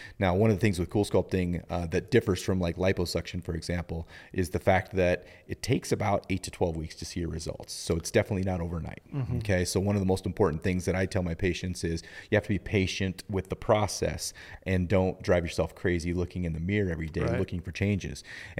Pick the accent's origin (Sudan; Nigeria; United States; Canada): United States; Kellogg, Idaho; At the time when we were living in Idaho, and this was when I was a kid growing up.